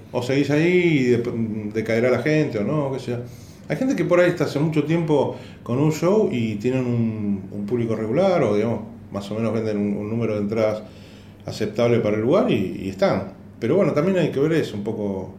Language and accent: Spanish; Argentina; yo vengo de Argentina